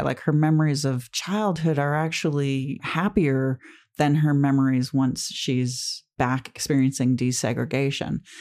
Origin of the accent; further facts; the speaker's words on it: United States; as an American